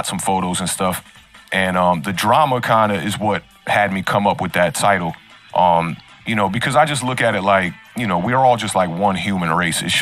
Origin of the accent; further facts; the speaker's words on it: Washington, District of Columbia, United States; I'm an artist and a producer from Washington, D.C.